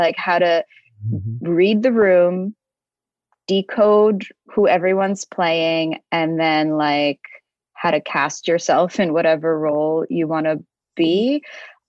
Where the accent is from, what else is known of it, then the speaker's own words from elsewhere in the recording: New York City, New York, United States; I grew up in Bensonhurst in Brooklyn